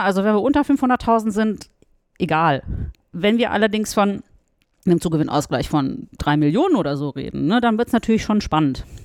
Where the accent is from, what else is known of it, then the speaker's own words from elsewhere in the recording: Russia; now in Frankfurt, Germany; ich bin in Russland geboren, spreche Russisch und Deutsch